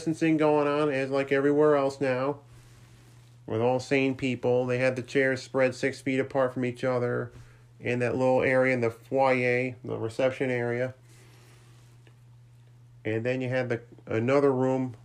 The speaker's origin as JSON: {"language": "English", "town": "Saratoga Springs", "region": "New York", "country": "United States", "tie": "born or raised there", "moved": "yes", "said": "I was up in Saratoga Springs, my hometown"}